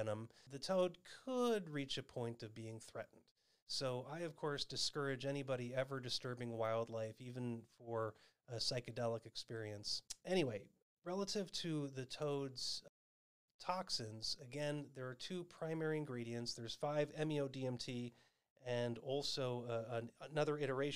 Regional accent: Arizona, United States; my home state of Arizona

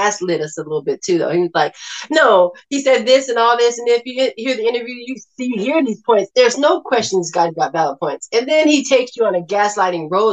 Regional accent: Inglewood, California, United States; I come from Los Angeles, California, Inglewood, where I heard and saw drive-by shootings all the time.

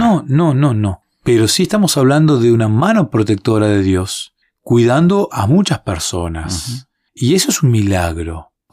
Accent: Argentina; En un país como el nuestro, como Argentina

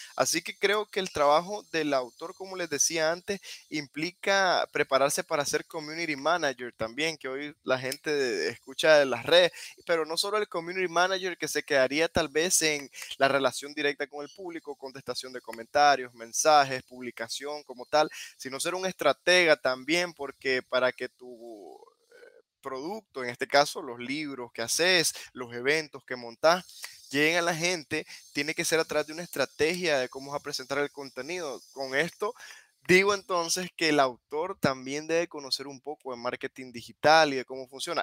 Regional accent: Nicaragua; first language Spanish; yo crecí con esa, con esa inquietud de por qué los libros de que yo leo de niño no reflejan mi realidad como nicaragüense

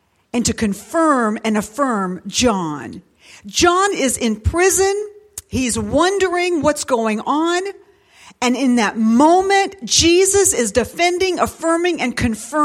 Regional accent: Dayton, Ohio, United States; I was born in Dayton, Ohio at St. Elizabeth Hospital

